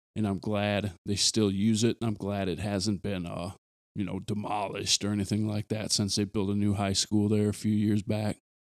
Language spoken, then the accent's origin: English; Aberdeen, South Dakota, United States; moved away; someone like me who's detached from my hometown now